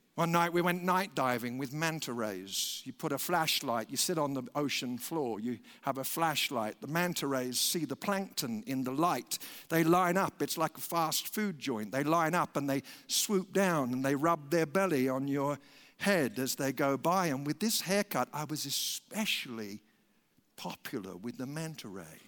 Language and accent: English; United Kingdom; we're British